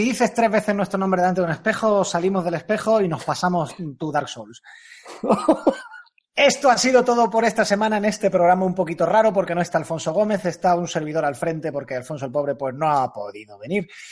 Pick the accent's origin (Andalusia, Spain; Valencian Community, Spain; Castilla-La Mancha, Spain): Andalusia, Spain; accent: andaluz; hablo muy rápido y tengo acento andaluz